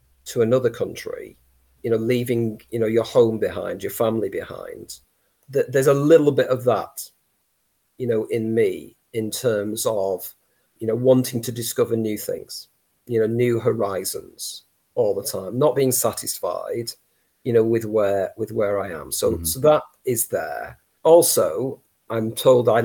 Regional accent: Saddleworth, Yorkshire and the Humber, United Kingdom; also born or lived in Lancashire; I come from Saddleworth

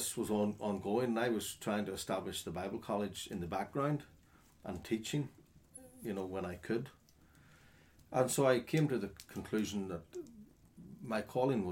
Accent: Northern Ireland, United Kingdom; also born or lived in Jamaica

